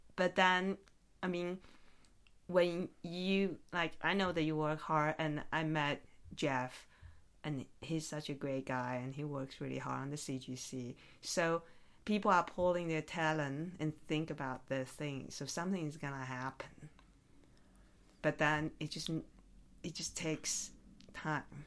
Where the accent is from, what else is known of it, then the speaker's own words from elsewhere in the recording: Taiwan; now in Las Vegas, United States; I'm from Taiwan originally